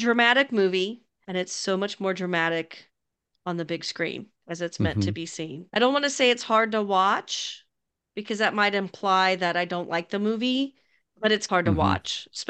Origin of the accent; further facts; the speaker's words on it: Long Beach, California, United States; My hometown.